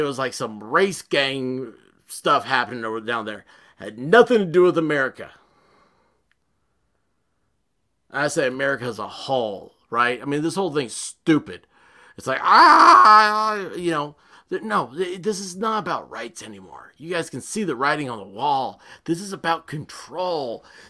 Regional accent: the South, United States; This goes against everything I was picked on my entire life as being a Southerner.

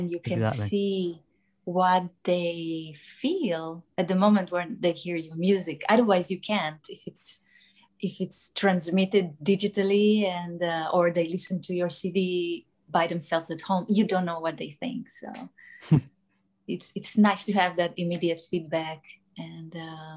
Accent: Israel; moved away; I'm from Israel originally

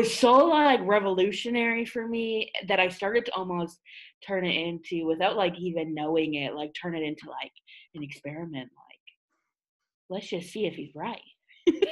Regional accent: Ottawa, Ontario, Canada; I hail from Ottawa, Canada

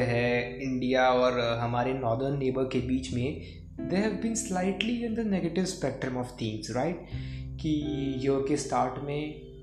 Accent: India; मैं एक इंडियन हूँ मैं हमेशा मेरी लाइफ इंडिया में ही रहा हूँ

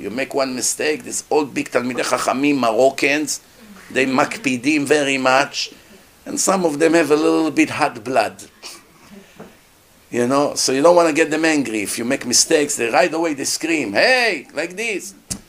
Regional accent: Israel; I grew up in schools in Israel. Schools in Israel don't teach anything.

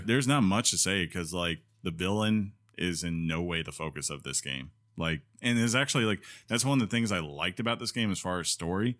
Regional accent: Northeast, United States; now in Columbus, United States; I grew up in the Northeast

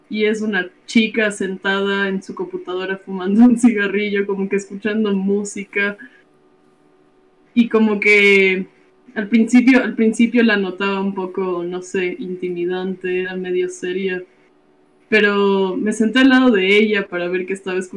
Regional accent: Guayaquil, Guayas, Ecuador; born there; mi cédula y, y, mis documentos figuran que nací en Esmeraldas, pero nací en Guayaquil.

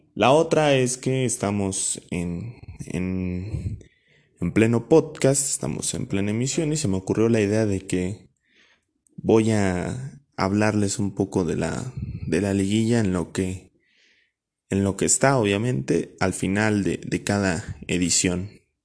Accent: Mexico; como mexicano

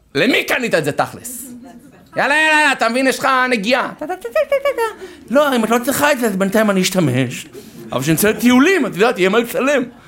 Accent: Herzliya, Tel Aviv District, Israel; אני גדלתי בהרצליה

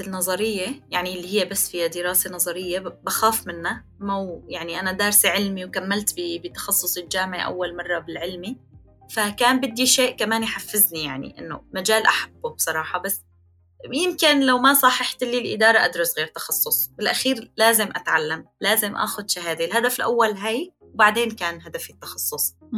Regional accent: Aleppo, Aleppo Governorate, Syria; moved away as an adult; now in Turkey; مدينتي حلب

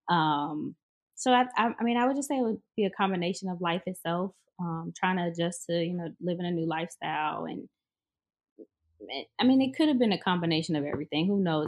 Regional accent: Chicago, Illinois, United States; moved away as an adult; now in Houston, United States; I'm actually from Chicago.

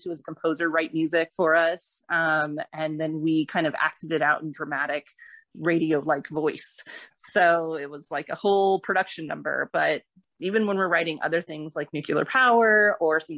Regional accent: Florida, United States; moved away as an adult; also born or lived in Los Angeles; I was born and raised in Florida

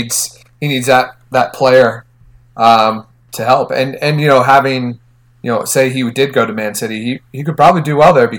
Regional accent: Philadelphia, Pennsylvania, United States; I'm from Philadelphia, where we let people know when they suck.

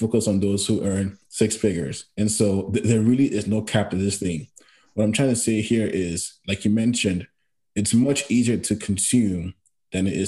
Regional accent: Nigeria; moved away as an adult; now in Canada; growing up in Nigeria

